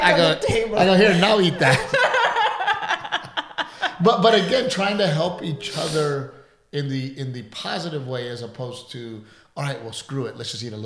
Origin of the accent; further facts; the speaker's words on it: South Texas, United States; us growing up in South Texas, where we grow things